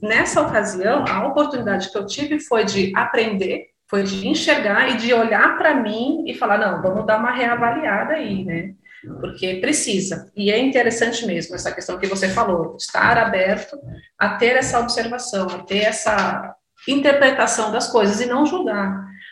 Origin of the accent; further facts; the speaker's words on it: Cotia, São Paulo, Brazil; eu sou aqui de Cotia, da Grande São Paulo